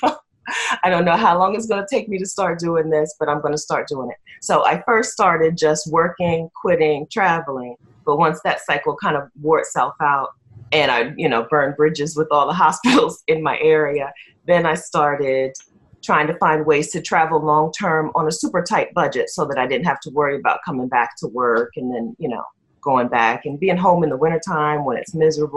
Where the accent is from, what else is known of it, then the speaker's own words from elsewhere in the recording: Dover, Delaware, United States; I'm from Dover, Delaware in the U.S.